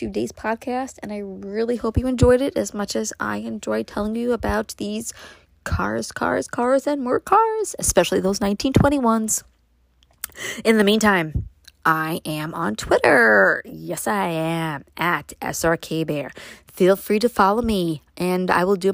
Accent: Brooklyn, New York, United States; now in Upstate New York, United States; growing up in Brooklyn

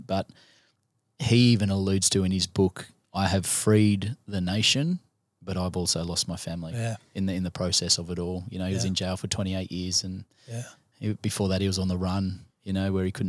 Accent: India; It's easy for me to align with it because I am Indian.

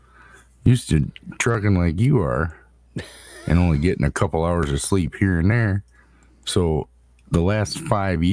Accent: Michigan, United States; we're from Michigan.

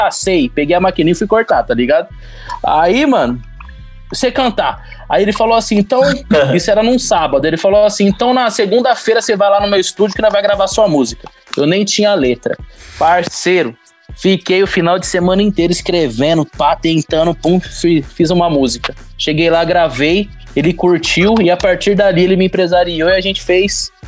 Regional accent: São Vicente, São Paulo, Brazil; born there; now in São João da Boa Vista, Brazil; Eu moro em São João da Boa Vista, nasci na Baixada Santista em São Vicente, tá ligado? Morei em São Paulo, na cidade de Tiradentes

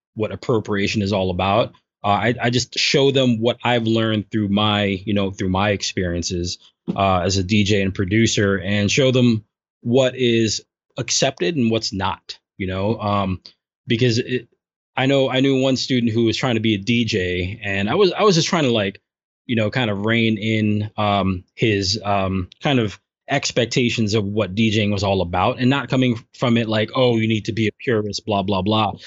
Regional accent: New York City, New York, United States; I grew up in Brooklyn

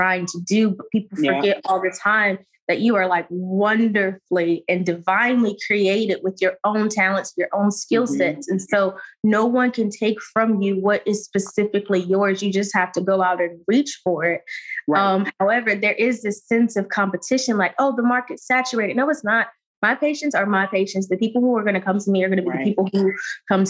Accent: Saginaw, Michigan, United States; moved away as an adult; also born or lived in Jackson, Mississippi; I came from Michigan and I went down to Jackson State

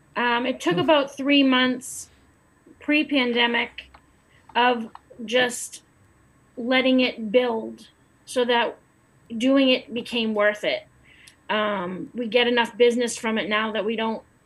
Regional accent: Lowell, Massachusetts, United States; I grew up in Lowell

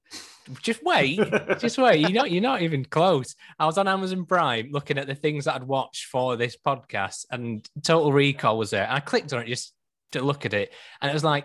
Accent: United Kingdom; we are British

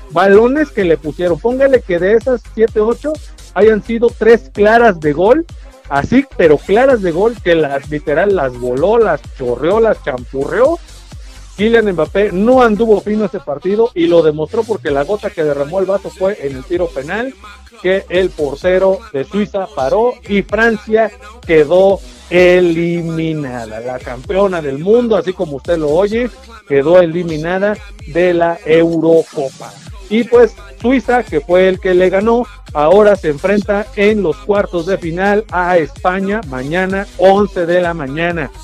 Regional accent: Mexico; somos mexicanos

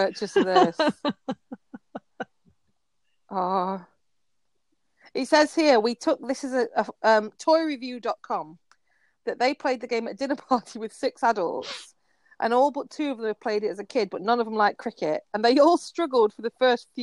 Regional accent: Yorkshire and the Humber, United Kingdom; I'm from Yorkshire

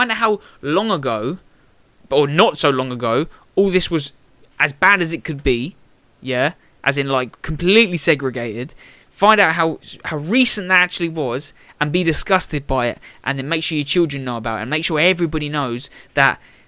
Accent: Bedford, East of England, United Kingdom

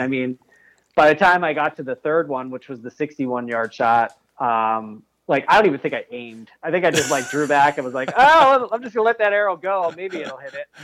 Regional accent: New York, United States; I'm from New York State.

